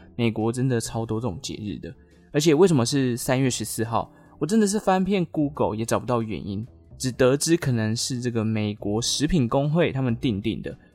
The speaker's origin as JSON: {"language": "Chinese", "town": "Taichung", "country": "Taiwan", "tie": "born or raised there", "said": "我家乡啦，台中，中台湾"}